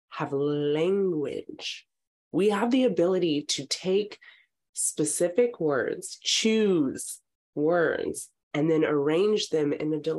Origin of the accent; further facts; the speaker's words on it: Texas, United States; moved away as an adult; also born or lived in Ohio / Los Angeles; now in California, United States; I'm from Texas, uh, so coming to California